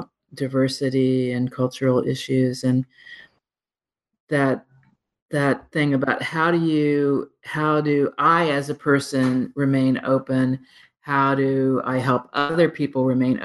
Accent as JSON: {"language": "English", "country": "United States", "said": "as an American"}